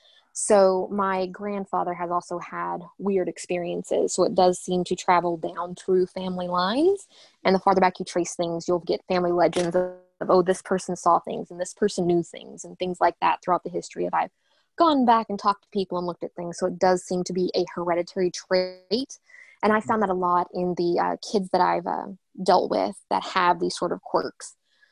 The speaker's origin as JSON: {"language": "English", "region": "the Bible Belt", "country": "United States", "tie": "born or raised there", "said": "I grew up in the Bible Belt."}